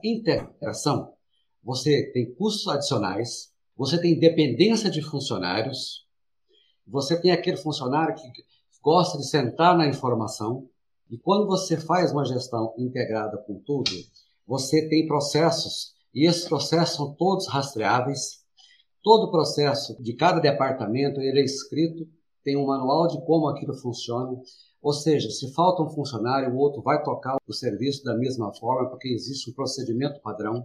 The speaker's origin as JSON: {"language": "Portuguese", "region": "interior of Minas Gerais", "country": "Brazil", "tie": "born or raised there", "moved": "as an adult", "lives_now": "São Paulo, Brazil", "said": "eu sou do interior, lá de Minas Gerais, morei no interior, vim para São Paulo, tinha 19 anos"}